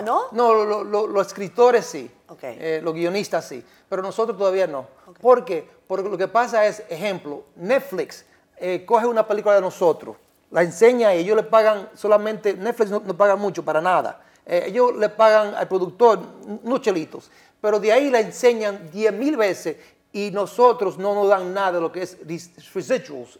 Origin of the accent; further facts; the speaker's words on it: Dominican Republic; accent: Dominican; moved away as an adult; now in New York, United States; siendo dominicano